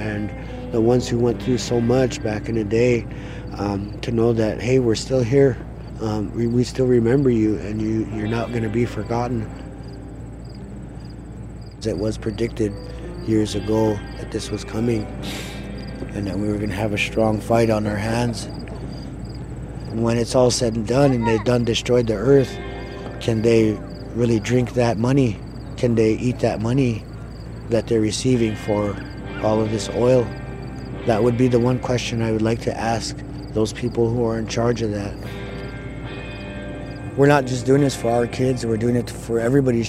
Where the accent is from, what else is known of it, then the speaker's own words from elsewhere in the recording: Little Eagle, South Dakota, United States; And I'm from Standing Rock. I grew up in a place called Little Eagle, just south of here.